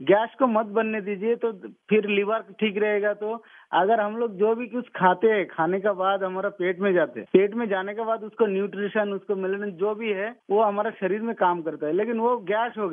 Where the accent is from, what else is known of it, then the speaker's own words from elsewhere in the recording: West Bengal, India; now in Bangalore, India; से हूँ मैं बेंगलोर में रहता हूँ